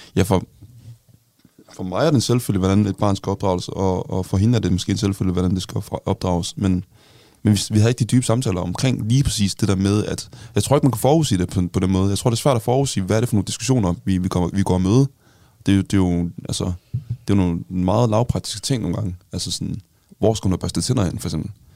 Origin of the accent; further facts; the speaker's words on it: North Jutland, North Denmark Region, Denmark; now in Zealand, Denmark; jeg kommer jo fra Jylland, sådan, virkelig ude på, sådan, på landet